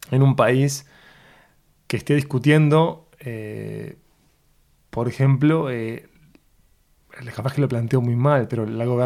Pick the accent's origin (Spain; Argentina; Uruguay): Uruguay; Porque el uruguayo de viaje le dicen argentino, no uruguayo. Entonces no somos uruguayos, somos no uruguayos.